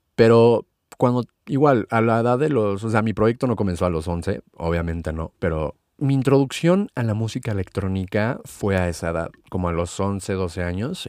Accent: Mexico City, Mexico; nací, crecí y vivo actualmente en la Ciudad de México

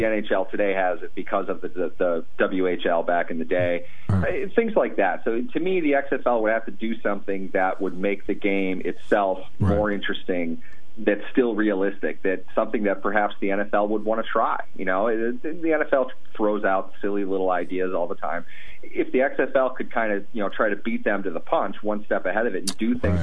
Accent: Minneapolis, Minnesota, United States; I grew up in Minneapolis, St. Paul area.

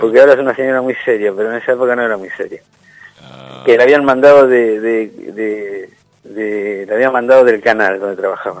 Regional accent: Argentina; nosotros como argentinos

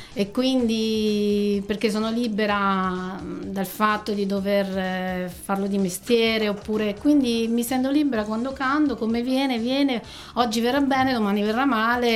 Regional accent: Nereto, Abruzzo, Italy; io che vengo da Nereto

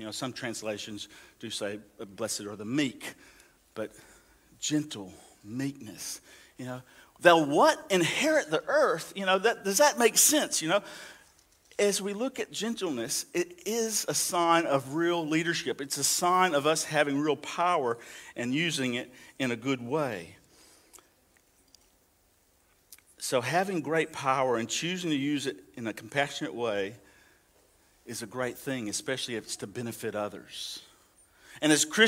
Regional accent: the South, United States; moved away; I come from the South where, you know, we take pride in being gentlemen

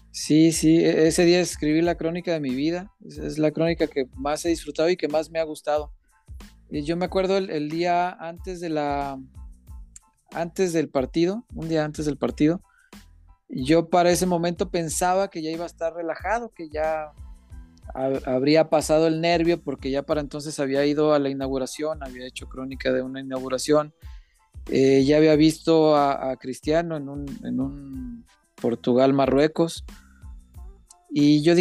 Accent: Mexico; me acuerdo que ese, el color y el folclore de, nosotros, de, lo que somos como mexicanos

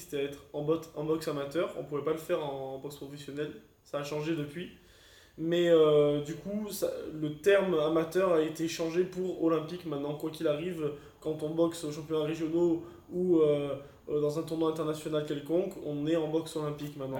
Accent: Monaco; je suis monégasque

